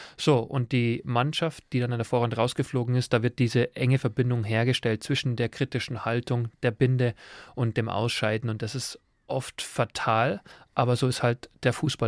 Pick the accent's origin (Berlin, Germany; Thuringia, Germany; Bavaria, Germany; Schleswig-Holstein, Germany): Bavaria, Germany; Forstinning; moved away as an adult; also born or lived in England; aufgewachsen auf dem Bauernhof in Forstinning